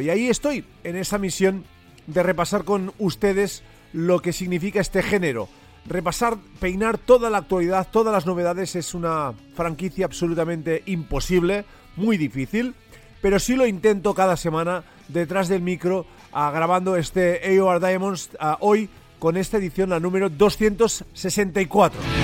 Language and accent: Spanish; Catalonia, Spain; accent: Catalan; mi acento catalán eh, me, traiciona más de, más de una vez